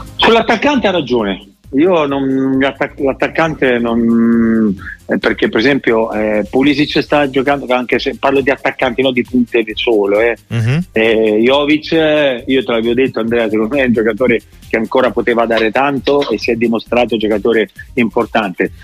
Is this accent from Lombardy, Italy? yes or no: no; Rome, Lazio, Italy; sono romano e ho giocato tanti anni a Roma